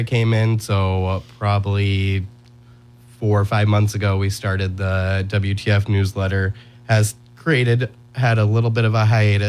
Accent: Faribault, Minnesota, United States; also born or lived in St. Paul; I'm born and raised in Faribault. I went up to the cities for a couple years for college at St. Paul College.

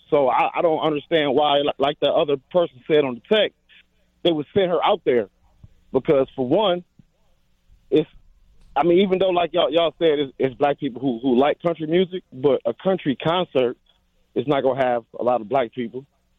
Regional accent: Racine, Wisconsin, United States; cause I'm from Racine, the city of Racine.

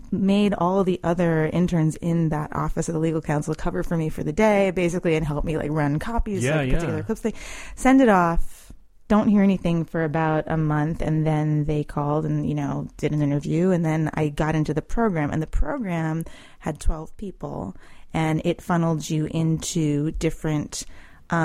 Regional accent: Lexington, Massachusetts, United States; moved away as an adult; also born or lived in Chicago / Moscow; now in Washington, D.C., United States; I'm from Lexington, Massachusetts

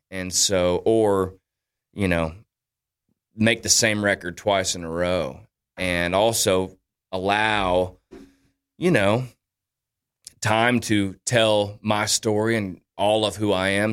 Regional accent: Daytona Beach, Florida, United States; my hometown of Daytona

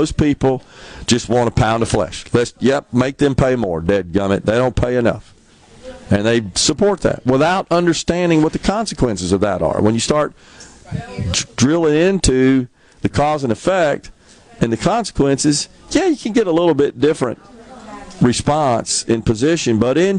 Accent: United States; just as an American, even at the age of a young age, it kind of peeved me

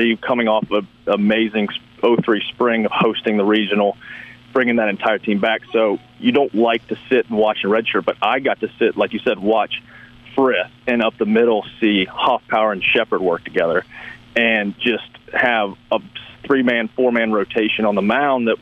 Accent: Memphis, Tennessee, United States; I grew up in Memphis

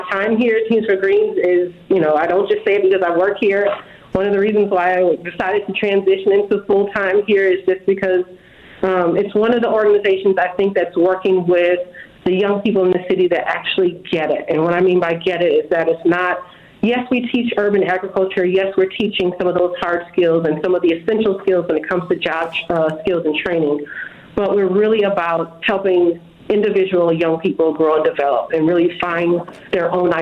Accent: Milwaukee, Wisconsin, United States; I was born and raised in Milwaukee

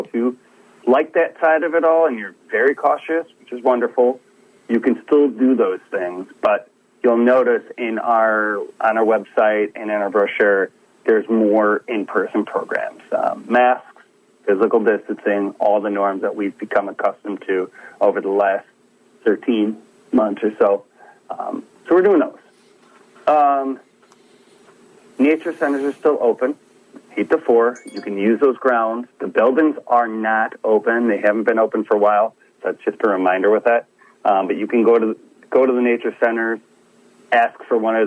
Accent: Midwest, United States; Being a Midwesterner

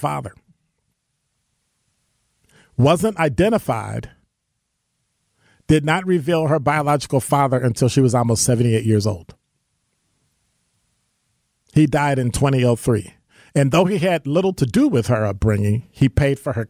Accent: the North, United States; I'm from the North

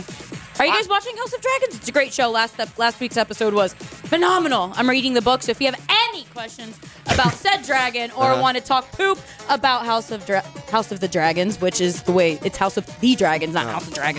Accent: United States; I'm American.

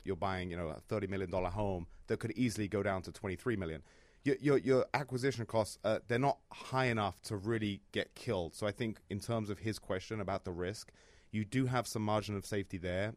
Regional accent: London, United Kingdom; moved away as an adult; now in Chicago, United States; I'm from London

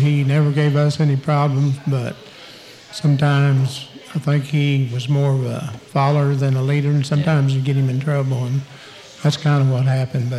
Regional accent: Crescent, Oklahoma, United States; moved away as an adult; now in El Paso, United States; I coached at my hometown Crescent for 3 years.

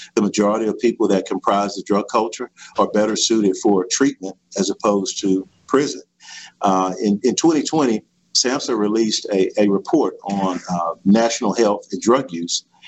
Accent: Bond, Mississippi, United States; I am from uh, Bond, Mississippi, in Stone County. Uh, I graduated from Stone County High School

